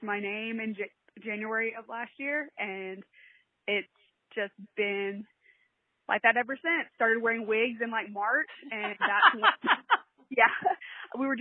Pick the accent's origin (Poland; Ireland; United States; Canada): United States; a little north of Atlanta, Georgia; I am from Georgia, a little north of Atlanta. I've lived here my whole life.